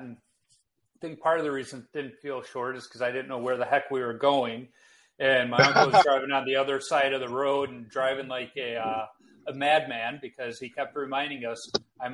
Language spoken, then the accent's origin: English; Chicago, Illinois, United States; moved away as an adult; now in Minnesota, United States; I live in Minnesota these days, but I grew up in Chicago.